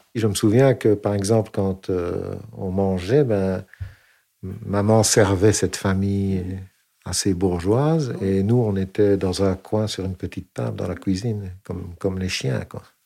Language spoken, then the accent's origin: French; Flémalle, Wallonia, Belgium; je suis né en Belgique